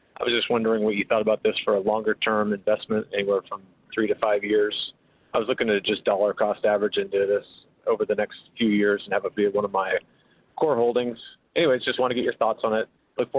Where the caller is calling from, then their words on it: El Dorado Hills, California, United States; I'm calling from El Dorado Hills, California.